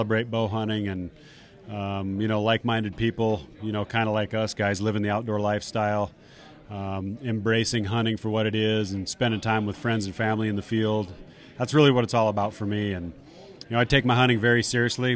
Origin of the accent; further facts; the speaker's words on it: Spearfish, South Dakota, United States; moved away as an adult; now in Minnesota, United States; I grew up in Spearfish, South Dakota.